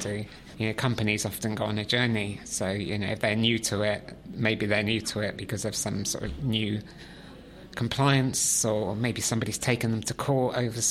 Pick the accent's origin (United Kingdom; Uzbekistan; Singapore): United Kingdom; West Country, South West England; I grew up in the West Country, in the countryside.